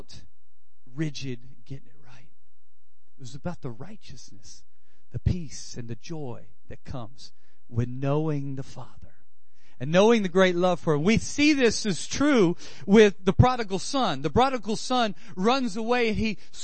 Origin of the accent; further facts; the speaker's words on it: Louisiana, United States; I'm from Louisiana. We grub. Us Cajuns know how to cook something